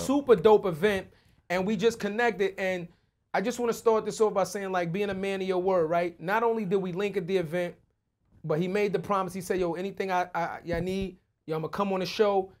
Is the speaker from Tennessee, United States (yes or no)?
no; New York City, New York, United States; We from the Bronx.